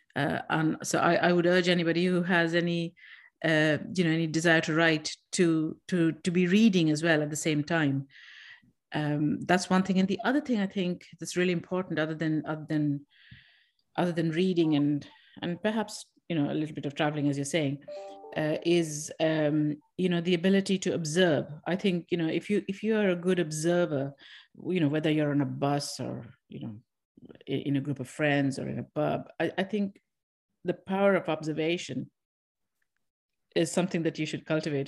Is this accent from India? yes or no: yes; India; moved away as an adult; now in Ireland; I'm from India